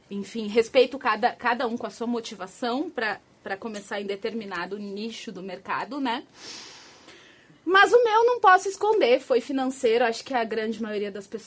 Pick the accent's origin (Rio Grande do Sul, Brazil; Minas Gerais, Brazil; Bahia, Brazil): Rio Grande do Sul, Brazil; now in São Paulo, Brazil; Eu sou gaúcha. Tchê, bate. Já perdi o meu sotaque. Já disseram que eu andei perdendo o sotaque. Já tô paulistana, porque eu já moro há dois anos aqui.